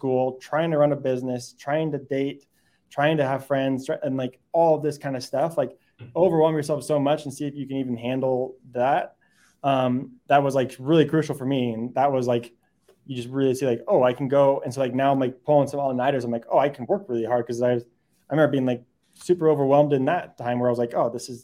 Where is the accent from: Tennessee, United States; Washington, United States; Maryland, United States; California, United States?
California, United States; moved away; also born or lived in Michigan; I grew up in California